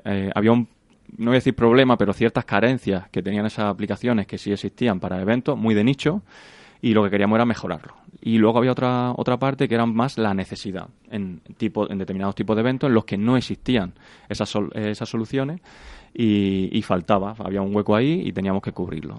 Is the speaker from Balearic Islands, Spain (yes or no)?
no; Granada, Andalusia, Spain; moved away as an adult; now in Madrid, Spain; terminé la carrera, me vine para Madrid, yo soy de Granada